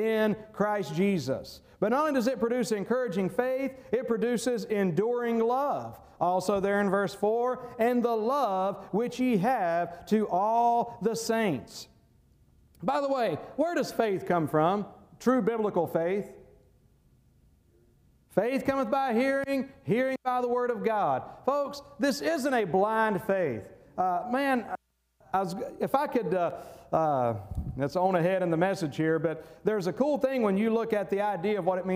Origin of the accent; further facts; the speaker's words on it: North Carolina, United States; moved away; when I worked at A.B. Carter down in my hometown in North Carolina